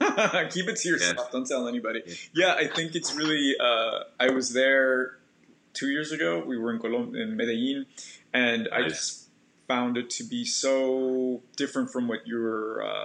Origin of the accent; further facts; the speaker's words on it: Los Angeles, California, United States; moved away; I'm from the downtown area